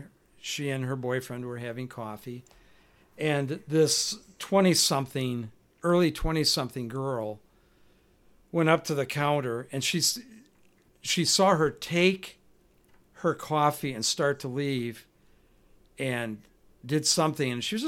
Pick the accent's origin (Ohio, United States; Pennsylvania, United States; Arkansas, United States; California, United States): California, United States; I'm from California, and we've learned that you have to use other devices, paper things or whatever.